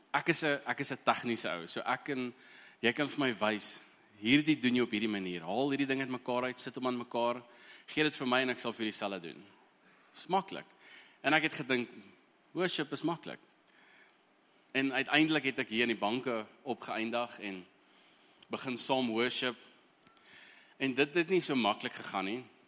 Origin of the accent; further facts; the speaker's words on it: Eswatini; moved away; Ek het heel eerste groot geword in Swaziland